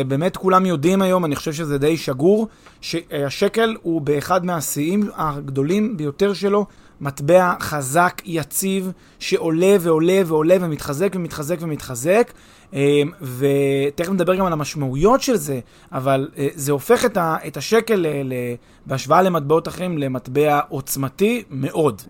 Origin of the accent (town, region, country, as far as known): Israel